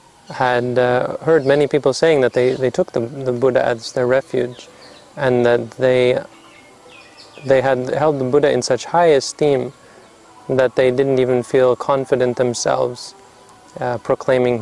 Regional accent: Canada; moved away; I'm from Canada

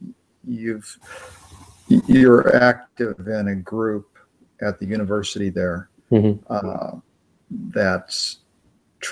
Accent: United States; I'm an American

